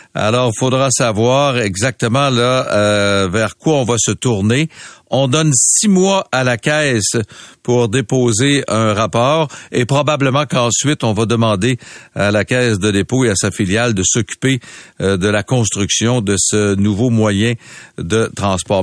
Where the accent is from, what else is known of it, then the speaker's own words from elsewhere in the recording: Quebec City, Quebec, Canada; moved away; je suis né à Québec, j'ai grandi à Québec